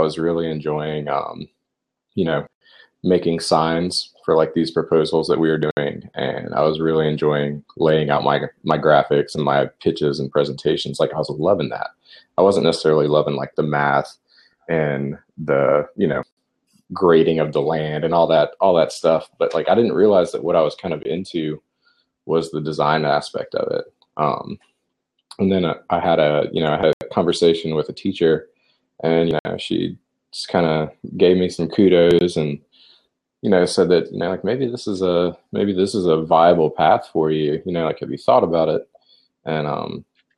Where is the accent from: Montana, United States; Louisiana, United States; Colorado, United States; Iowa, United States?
Louisiana, United States; Lake Charles; also born or lived in Baton Rouge, Louisiana; Grew up in Louisiana.